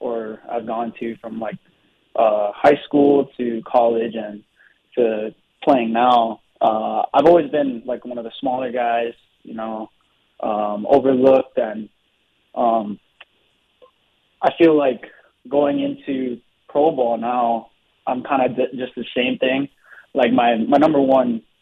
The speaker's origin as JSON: {"language": "English", "town": "Hilo", "region": "Hawaii", "country": "United States", "tie": "born or raised there", "said": "I made a lot of friends really quickly, and I think that's because I was raised in Hawaii"}